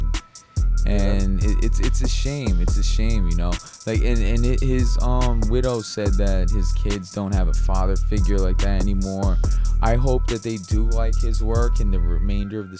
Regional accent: Westchester, New York, United States; moved away as an adult; now in New York City, United States; I'm from Westchester originally, so that's where my life is. But now that I live in the city

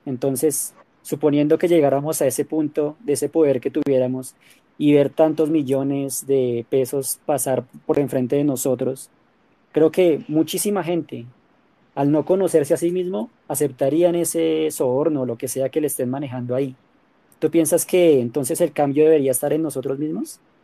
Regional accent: Colombia; qué crees que deberíamos hacer como colombianos

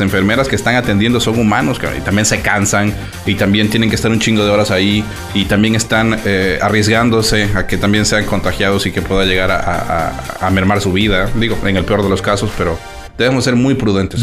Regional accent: Mexico; somos mexicanos

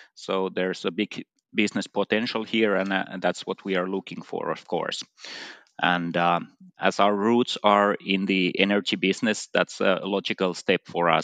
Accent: Finland; in my home country, Finland

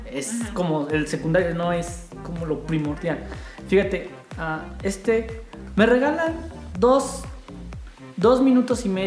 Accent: San Luis Potosí, Mexico; Mira, nosotros somos de San Luis Potosí.

